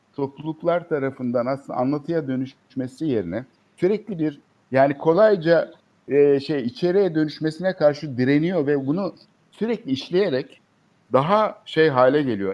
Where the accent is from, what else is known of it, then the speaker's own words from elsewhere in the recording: Istanbul, Turkey; Biz çocukluğumuzdan evet. beri İstanbul'da